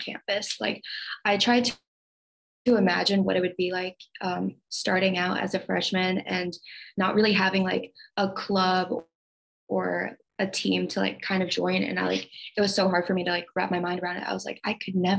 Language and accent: English; Iowa, United States; moved away as an adult; now in St. Louis, United States; I grew up in Iowa, and for the past 4 years, I've been living in St. Louis.